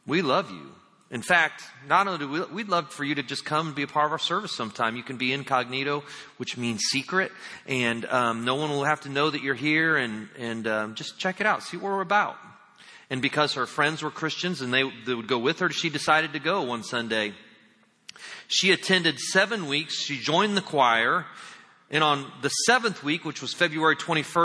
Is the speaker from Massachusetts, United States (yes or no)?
no; Indiana, United States; I'm from Indiana